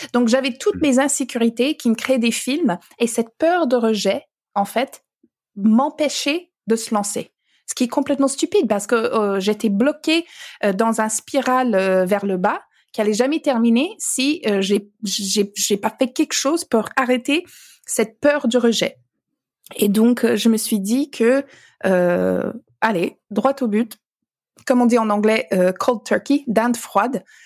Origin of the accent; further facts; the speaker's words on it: Alberta, Canada; French is a second language; now in France; j'ai grandi dans l'Alberta